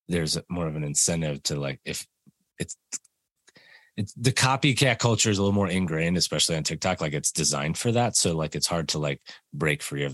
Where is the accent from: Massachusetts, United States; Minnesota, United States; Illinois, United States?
Illinois, United States; Chicago; I grew up in Chicago as a Blackhawks fan and skating with the Hawks as a kid